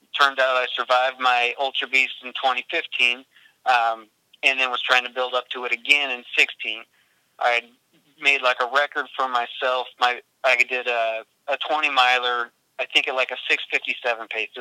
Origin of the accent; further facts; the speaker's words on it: Washington, United States; also born or lived in East Coast / Puyallup; I was born in Washington